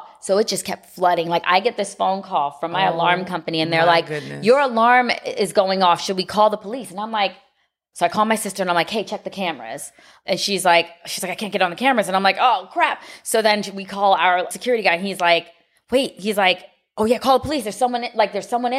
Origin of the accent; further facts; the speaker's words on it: Miami, Florida, United States; I grew up in Miami